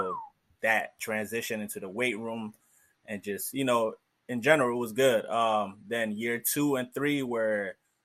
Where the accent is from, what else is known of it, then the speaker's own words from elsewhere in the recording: Wheaton, Maryland, United States; also born or lived in Silver Spring, Maryland; originally from Silver Spring, Maryland. Technically, I say Wheaton, Maryland